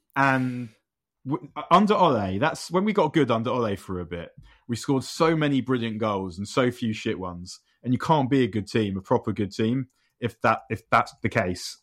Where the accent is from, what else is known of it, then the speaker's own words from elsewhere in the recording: London, United Kingdom; I'm from London, but also somewhere that might be London that isn't London